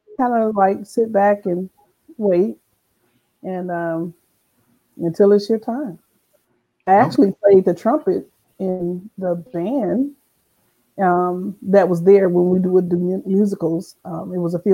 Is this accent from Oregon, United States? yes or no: no; Las Vegas, Nevada, United States; I was born and raised right here in Las Vegas, Nevada